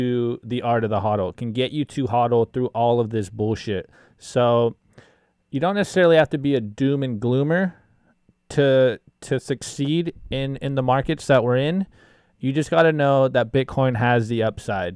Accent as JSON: {"language": "English", "country": "United States", "said": "as an American"}